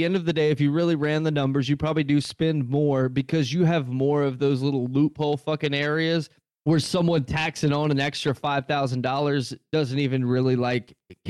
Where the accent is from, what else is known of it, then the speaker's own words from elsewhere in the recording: United States; I'm an American.